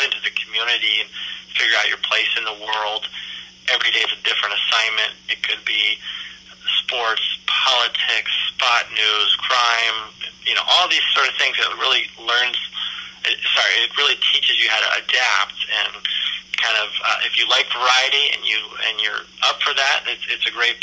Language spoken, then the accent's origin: English; Palo Alto, California, United States; I am born and raised in Palo Alto, California in the 1980s and 90s